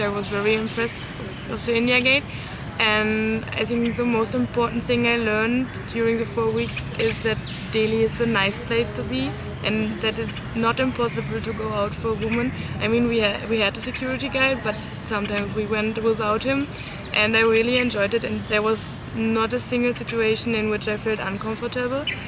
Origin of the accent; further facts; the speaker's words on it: Cologne, North Rhine-Westphalia, Germany; I am from Germany, from Cologne